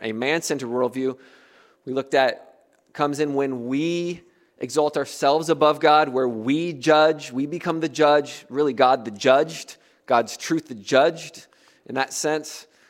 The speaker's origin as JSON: {"language": "English", "country": "United States", "also_born_or_lived": "Africa", "moved": "as an adult", "said": "as an American"}